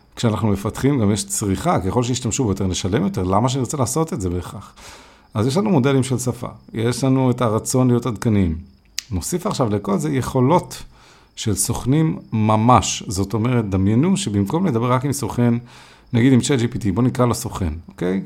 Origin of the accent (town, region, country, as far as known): Israel